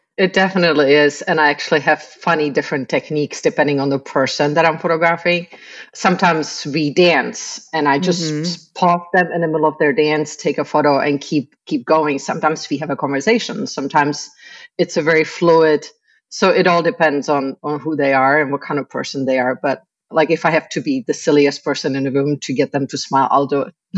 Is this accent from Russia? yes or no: no; Prague, Czechia; moved away as an adult; now in Tampa Bay, United States; I was born in the Czech Republic.